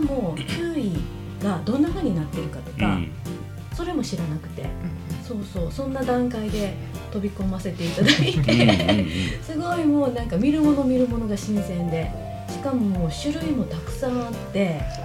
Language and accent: Japanese; Ehime, Japan; now in Kagawa, Japan; 出身は愛媛なんです、はい愛媛でで、まあ、香川に学生の頃から来てそのまま香川で住んでる